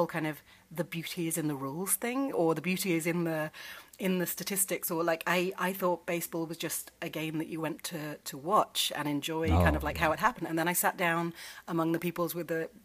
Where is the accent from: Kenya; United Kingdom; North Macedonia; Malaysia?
United Kingdom; England; moved away as an adult; now in United States; I grew up in England at a time where grammar was thought to be just inherent